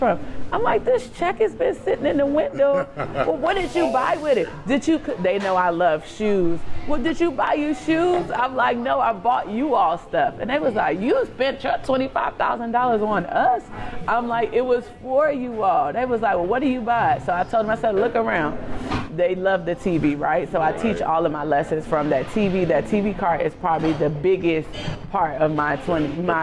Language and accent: English; Chicago, Illinois, United States; moved away as an adult; now in Washington, D.C., United States; I'm from Chicago. I went to a predominantly white elementary school from K-8. I went to Whitney Young